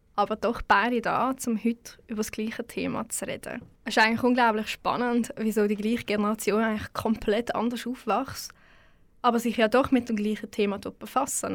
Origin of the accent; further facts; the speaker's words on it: Switzerland; das bin ich ja auch